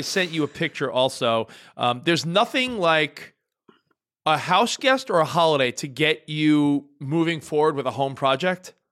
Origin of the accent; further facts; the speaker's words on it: New York, United States; now in Los Angeles, United States; I'm from New York